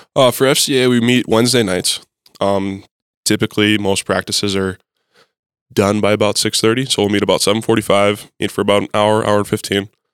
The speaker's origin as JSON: {"language": "English", "town": "Mandan", "region": "North Dakota", "country": "United States", "moved": "as an adult", "lives_now": "Fargo, United States", "said": "I am originally from Mandan, North Dakota. Um, I am a in-state kid."}